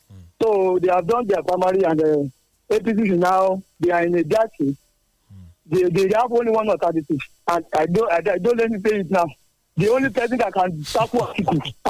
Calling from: Ghana; I'm calling from Ghana.

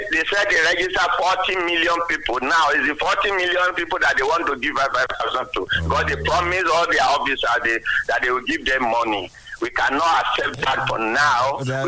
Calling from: Lagos, Nigeria; … from Lagos, yeah.

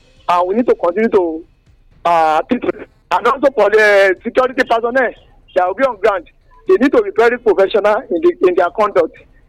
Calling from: Ilaro, Ogun State, Nigeria; Larry, …, I'm calling from Ilaro.

